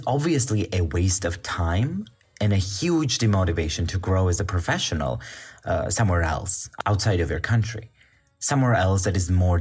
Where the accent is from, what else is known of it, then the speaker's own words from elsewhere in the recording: Georgia; moved away as an adult; also born or lived in Bulgaria; now in Austria; I come from Georgia.